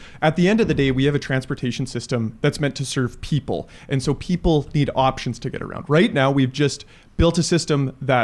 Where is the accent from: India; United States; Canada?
Canada; Leduc, Alberta; I grew up in Leduc. I have wonderful memories of riding bikes with my dad around Leduc